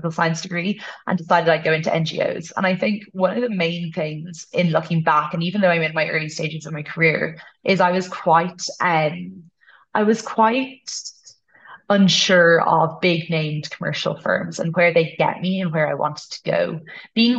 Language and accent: English; Ireland; first language English; moved away as an adult; also born or lived in United States / Uganda / Malawi; now in Kenya; Ireland is the culture I'm brought up in. It's my first language. English